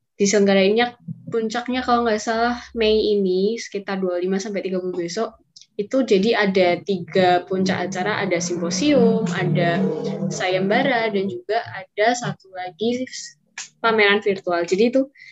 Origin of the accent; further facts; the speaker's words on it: Surakarta, Central Java, Indonesia; asalku dari Solo